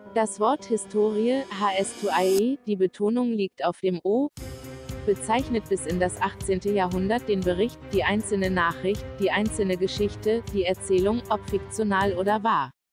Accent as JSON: {"language": "German", "country": "Germany", "accent": "Rhineland (rheinländisch)", "said": "unseren rheinländischen ähm, jetzt müssen wir nochmal helfen. Akzent"}